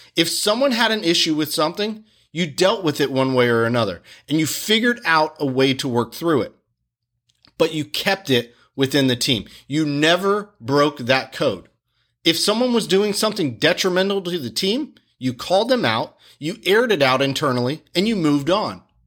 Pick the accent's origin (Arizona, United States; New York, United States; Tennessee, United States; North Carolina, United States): North Carolina, United States; Wilmington; my hometown of Wilmington, North Carolina